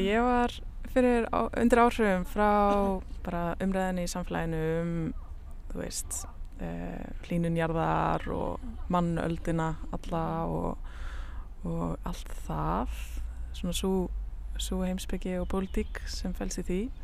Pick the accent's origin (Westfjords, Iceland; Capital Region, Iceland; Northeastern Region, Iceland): Northeastern Region, Iceland; Akureyri; moved away as an adult; now in Reykjavík, Iceland; ég er að Norðan, fættist á Akureyri og ég er dóttir myndlistamanna